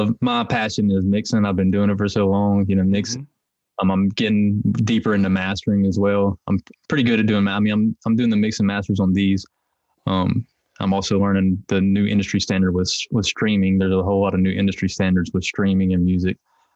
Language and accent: English; Hickory, North Carolina, United States; I'm from Hickory, North Carolina, which is it's kind of sectioned off, and one of the sections is called Longview. So I'm from Longview, and so growing up, it's a pretty rough